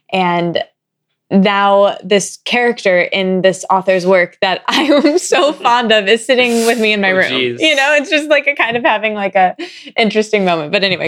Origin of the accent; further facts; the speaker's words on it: Midwest, United States; now in New York, United States; especially growing up in the Midwest with like Us Weekly around everywhere